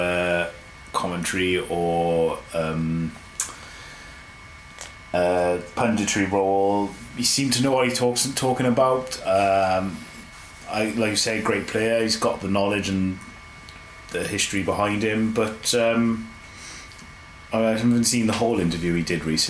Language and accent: English; Cardiff, Wales, United Kingdom; Growing up in Cardiff